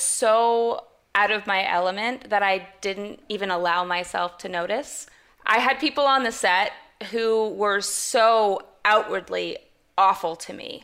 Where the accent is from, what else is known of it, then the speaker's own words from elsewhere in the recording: Canada; I'm Canadian as well